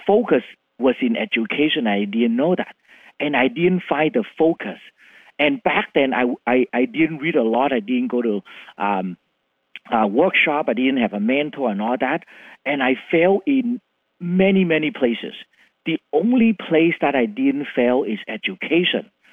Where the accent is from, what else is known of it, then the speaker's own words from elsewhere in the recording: Vietnam; English is a second language; moved away as an adult; also born or lived in Philippines / Canada; now in Seattle, United States; born in Vietnam